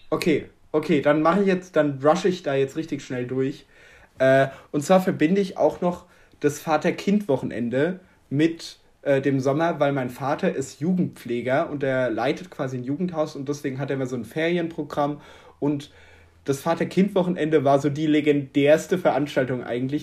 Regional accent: Germany; als Deutscher

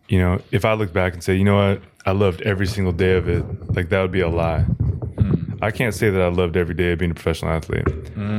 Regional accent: Seattle, Washington, United States; Like, I mean, I grew up like in Seattle.

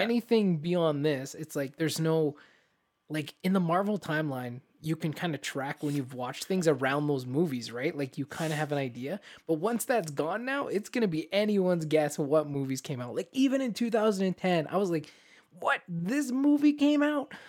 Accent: Canada; As Canadians

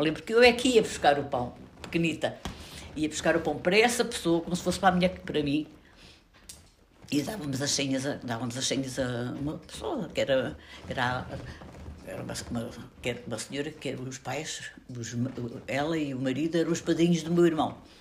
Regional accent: Portugal; also born or lived in Chamusca, Ribatejo; A minha terra era uma terra de gente pobre, mas que era muito solidária, onde se recebia muito bem as pessoas que vinham de fora, onde apareceram também alguns fugidos de Espanha

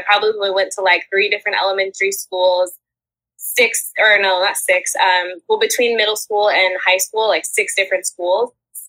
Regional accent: Indiana, United States; also born or lived in Fishers, Indiana / Zionsville, Indiana; Originally from Indiana.

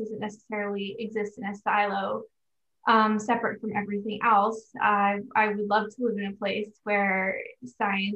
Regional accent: Prince George, British Columbia, Canada; also born or lived in Victoria, British Columbia; I grew up in landlocked Northern British Columbia

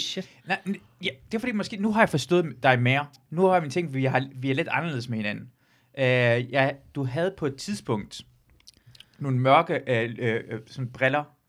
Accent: Løgstør, North Denmark Region, Denmark; jeg er fra Luxstør

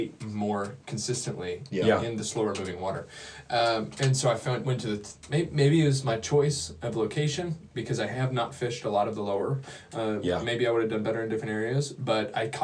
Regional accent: Wisconsin, United States; moved away; after I moved from Wisconsin.

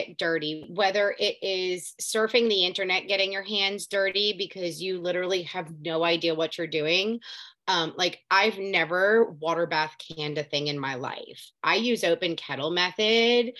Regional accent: Southeast Florida, United States; moved away as an adult; also born or lived in Palm Beach County, Florida / Coral Springs, Florida; now in North Central Florida, United States; I was raised, born and raised Florida native, but I was born in Southeast Florida. And now I live in North Central Florida.

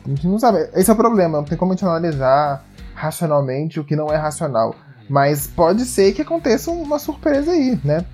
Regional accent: Brazil; como brasileiros

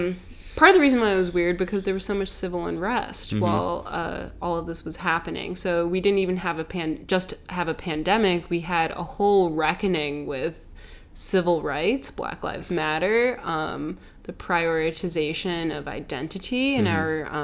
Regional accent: Chicago, Illinois, United States; I was born and raised in Chicago. I love Michael Jordan. I was born in 1998 between game 4 and game 5

